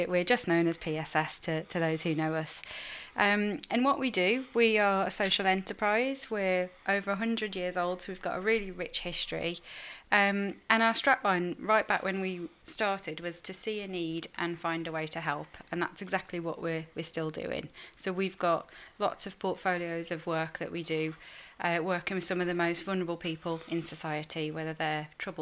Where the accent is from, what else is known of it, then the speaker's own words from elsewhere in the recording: Staffordshire, West Midlands, United Kingdom; I'm not from Liverpool, as you'll tell from my accent. I'm from Staffordshire.